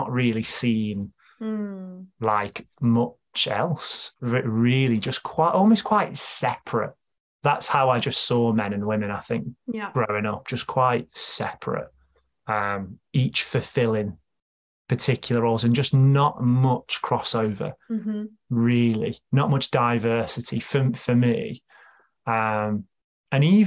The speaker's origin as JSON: {"language": "English", "town": "Stoke-on-Trent", "region": "West Midlands", "country": "United Kingdom", "tie": "born or raised there", "said": "growing up for me, I grew up in Stoke"}